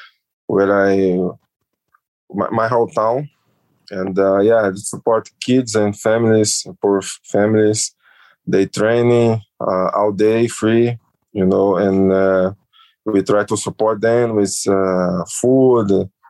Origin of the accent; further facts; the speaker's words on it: Rio de Janeiro, Brazil; Weather is like Rio de Janeiro, you know, it's always hot, beach, you know, I like, I feel my hometown.